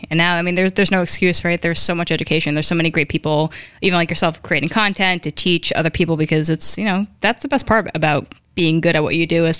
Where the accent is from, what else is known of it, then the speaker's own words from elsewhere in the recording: Newark, New Jersey, United States; We grew up in Newark, by the way, for those wondering where the old hood is. It's Newark, New Jersey.